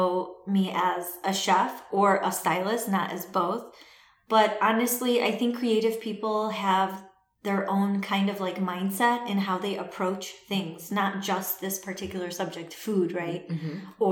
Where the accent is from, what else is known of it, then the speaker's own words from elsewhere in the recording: Chicago, Illinois, United States; first language Assyrian Neo-Aramaic; I'm from Chicago. I was born and raised in Chicago